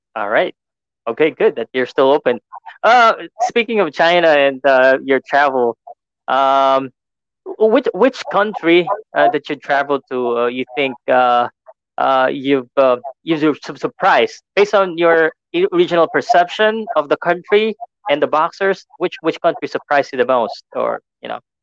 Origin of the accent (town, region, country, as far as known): Philippines